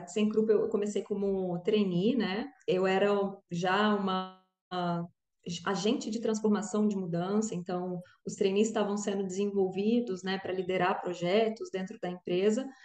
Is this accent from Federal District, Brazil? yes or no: yes; Brasília, Federal District, Brazil; now in Rio de Janeiro, Brazil; sou brasiliense, mas moro no Rio, então, né, brasiliense carioca, já carioquei aqui também